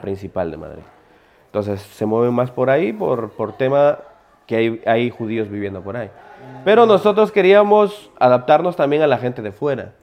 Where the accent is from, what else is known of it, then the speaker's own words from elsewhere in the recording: Ecuador; now in Spain; yo soy judío, vivo en España, pero igual sigo siendo ecuatoriano